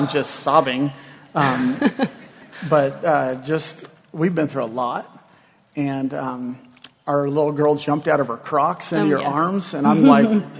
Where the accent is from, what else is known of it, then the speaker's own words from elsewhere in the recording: Kansas, United States; I am from Kansas